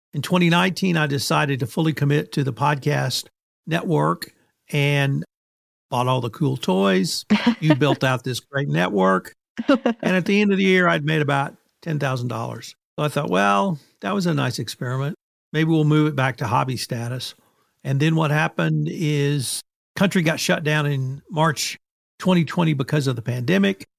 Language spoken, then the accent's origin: English; Kerrville, Texas, United States; I started making presentations in my hometown, which is Kerrville, Texas